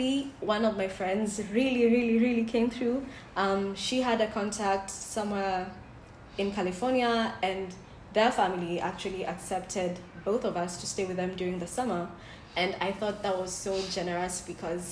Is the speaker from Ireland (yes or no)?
no; Kenya; I'm from Kenya